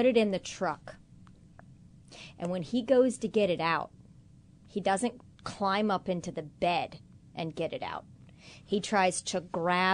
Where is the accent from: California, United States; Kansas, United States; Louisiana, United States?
Kansas, United States; southern; I grew up in Kansas, all right? Lots of acreage.